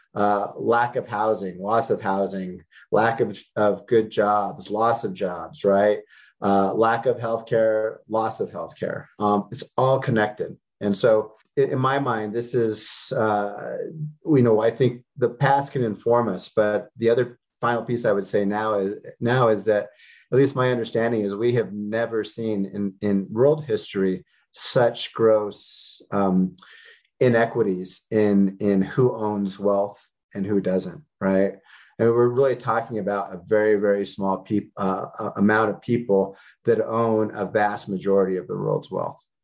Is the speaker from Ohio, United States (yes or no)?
no; Denver, Colorado, United States; I was born and raised in Denver